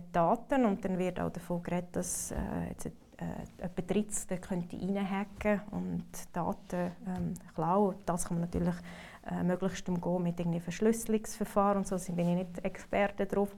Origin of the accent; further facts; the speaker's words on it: Switzerland; moved away; also born or lived in North America; als Schweizer